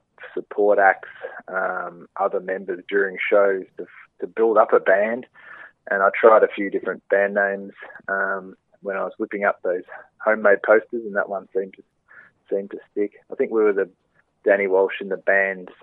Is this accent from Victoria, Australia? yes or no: yes; Donald, Victoria, Australia; now in Melbourne, Australia; I grew up in the Wimmera Mallee region of Victoria, closer to the Mallee, a place called Donald, and on a farm there.